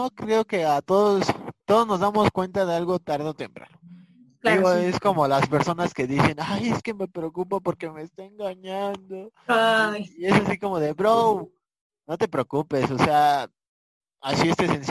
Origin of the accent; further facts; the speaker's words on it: Puerto Rico; se decía desde de que yo vivía en la calle, yo me crié en Puerto Rico